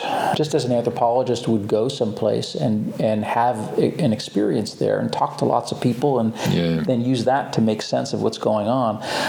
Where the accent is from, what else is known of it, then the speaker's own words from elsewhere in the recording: Boston, Massachusetts, United States; Boston, Massachusetts.